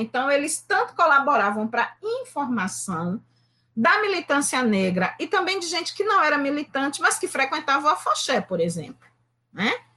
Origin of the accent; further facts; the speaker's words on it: Recife, Pernambuco, Brazil; tenho 52 anos, nasci no Recife, moro em Recife